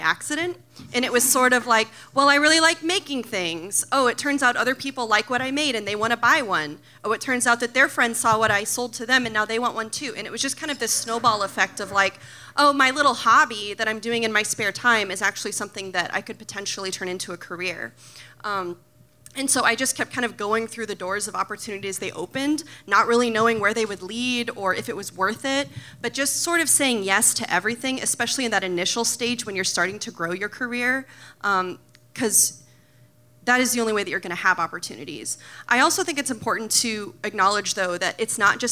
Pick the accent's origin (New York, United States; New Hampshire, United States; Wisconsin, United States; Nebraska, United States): Nebraska, United States; Omaha; I'm from Omaha, but I work here now.